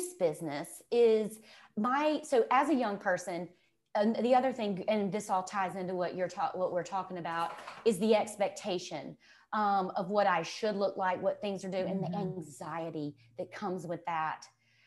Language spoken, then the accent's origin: English; Mississippi, United States; accent: Mississippi; growing up in Mississippi where I was a big people pleaser